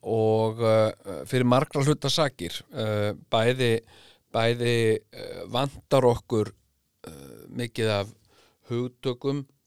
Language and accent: Icelandic; Iceland; við erum sko Íslendingar